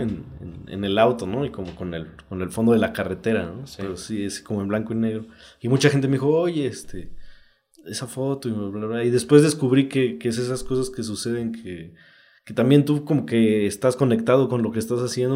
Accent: Oaxaca, Mexico; also born or lived in Juchitán, Oaxaca; yo soy del Istmo de Juchitán, pero crecí aquí en Oaxaca

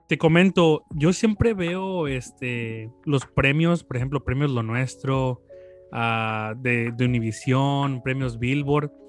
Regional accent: Villahermosa, Tabasco, Mexico; nosotros somos de Tabasco, de Villahermosa, México

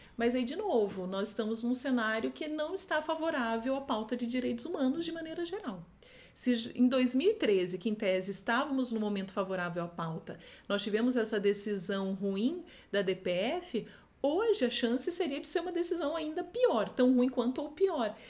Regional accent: Foz do Iguaçu, Paraná, Brazil; Eu venho de uma cidade, sou de Foz do Iguaçu

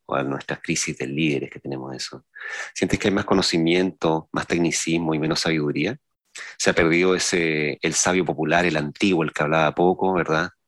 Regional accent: San Antonio, Valparaíso, Chile; los que veníamos de San Antonio

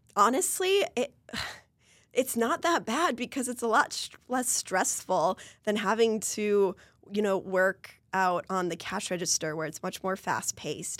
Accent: Marshall, Minnesota, United States; my hometown in Marshall, Minnesota.

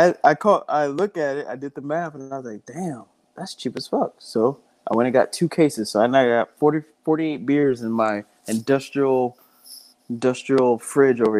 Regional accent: Dallas, Texas, United States; I'm born and raised in Dallas

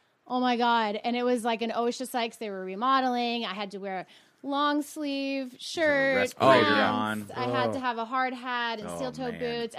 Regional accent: Chicago, Illinois, United States; moved away as an adult; now in Las Vegas, United States; because we're both from Chicago.

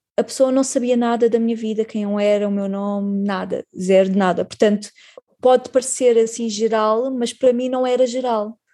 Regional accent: Portugal; somos portugueses

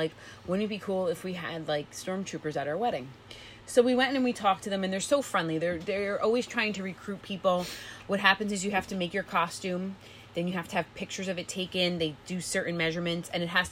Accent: New Jersey, United States; I'm from New Jersey

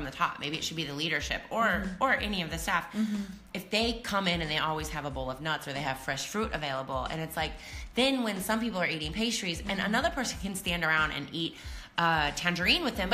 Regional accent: Iowa, United States; where I grew up in Iowa, in the Midwest of the United States, on the Mississippi River

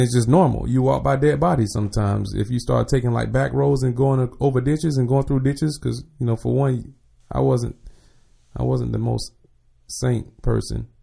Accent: Jacksonville, Florida, United States; moved away; I'm from the west side, one hundred and third. So, Sweetwater, um, Ricker Road, um, one eighteen Street, all that, all that's me.

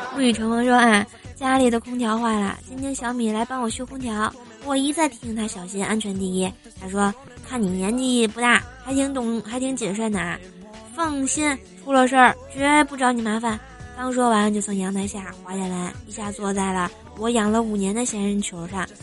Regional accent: Tianjin, China; moved away; 我是天津的嘛，我就不认识东南西北啊

